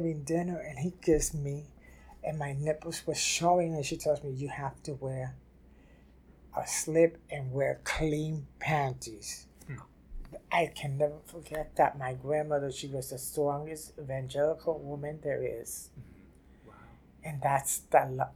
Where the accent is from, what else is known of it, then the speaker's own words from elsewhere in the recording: New York City, New York, United States; also born or lived in Spanish Harlem, New York City; I grew up in Simpson, Simpson Street.